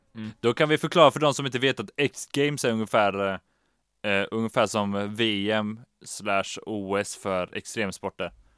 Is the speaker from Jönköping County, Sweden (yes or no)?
no; Västra Götaland, Sweden; nu kommer vi från Västra Götaland